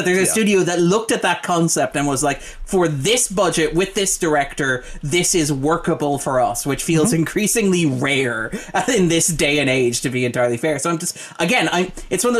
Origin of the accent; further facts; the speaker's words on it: Ireland; as an Irish person